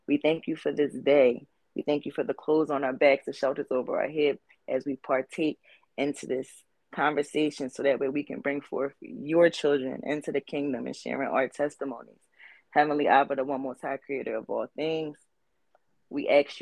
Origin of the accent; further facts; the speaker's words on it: Philadelphia, Pennsylvania, United States; I am from West Philadelphia, born and raised